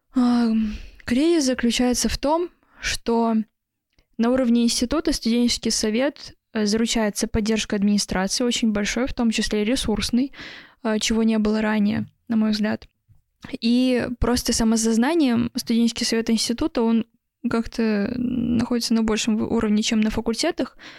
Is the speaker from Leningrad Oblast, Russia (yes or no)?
yes; Vsevolozhsk, Leningrad Oblast, Russia; Я просто родилась во Всеволожске